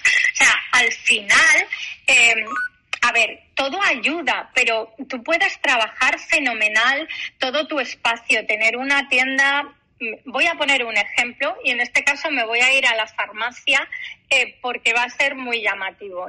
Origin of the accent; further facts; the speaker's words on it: Galicia, Spain; Yo como buena gallega